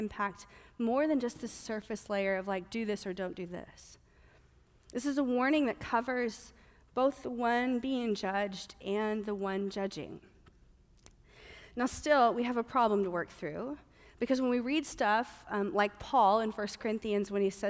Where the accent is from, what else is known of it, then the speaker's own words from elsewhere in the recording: the South, United States; moved away; I'm from the South